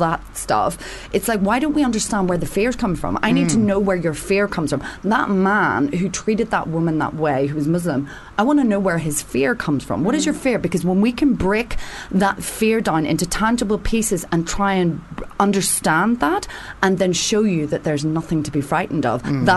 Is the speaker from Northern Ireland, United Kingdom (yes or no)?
yes; Northern Ireland, United Kingdom; now in England; being from Northern Ireland, I come from conflict.